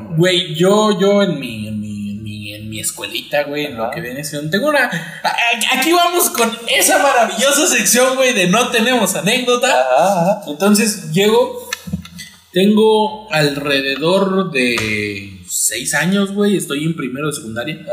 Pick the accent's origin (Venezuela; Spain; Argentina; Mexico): Mexico; en México tenemos